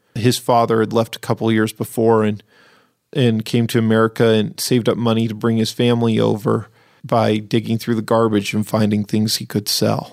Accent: Seattle, Washington, United States; moved away; when I grew up in Seattle

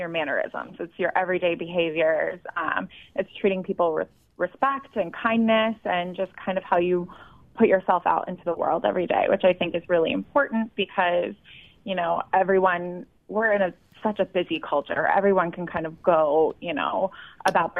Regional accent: the South, United States; now in New York City, United States; I grew up in the South.

